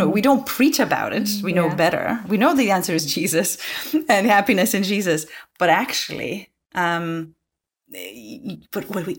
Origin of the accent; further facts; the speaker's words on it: Lithuania; English is a second language; now in Scotland, United Kingdom; I'm originally from Lithuania, hence my Lithuanian name. But I have been based in Scotland for the last 6 years.